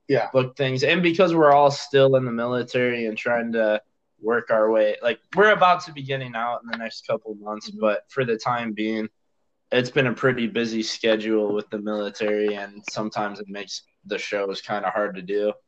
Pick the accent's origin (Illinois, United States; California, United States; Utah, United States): Illinois, United States; also born or lived in Madison, Wisconsin; now in Austin, United States; I grew up in Illinois and then lived in Madison for a while, and now I'm down here close to Austin, Texas.